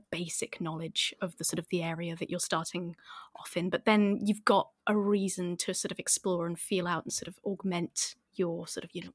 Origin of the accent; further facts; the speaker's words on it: Northamptonshire, East Midlands, United Kingdom; I'm from Northamptonshire